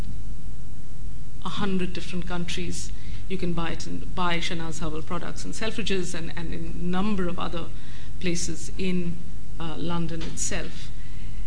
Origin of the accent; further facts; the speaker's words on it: India; moved away; I grew up in India